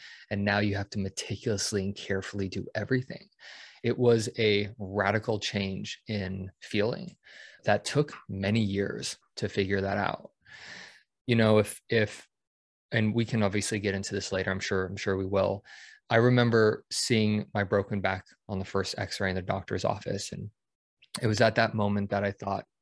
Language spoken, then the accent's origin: English; Denver, Colorado, United States; moved away as an adult; I grew up in Denver